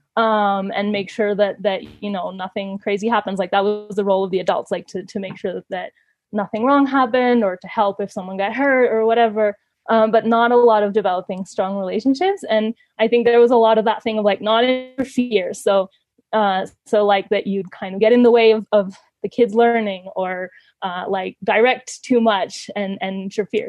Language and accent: English; Ecuador; moved away as an adult; also born or lived in Canada; they actually moved to Ecuador and that's why I grew up in Ecuador.